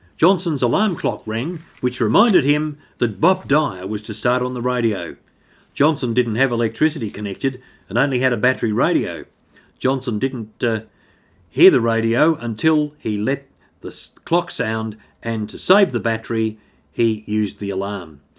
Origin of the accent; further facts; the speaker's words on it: Australia; my hometown of Catamountite